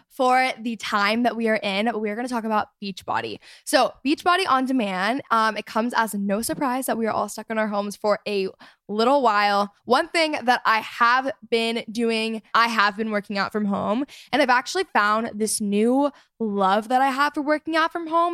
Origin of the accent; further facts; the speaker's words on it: Texas, United States; my hometown experience in Texas